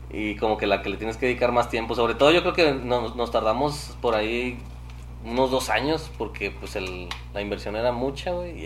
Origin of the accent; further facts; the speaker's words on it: Saltillo, Coahuila, Mexico; Nací aquí en Saltillo, Coahuila.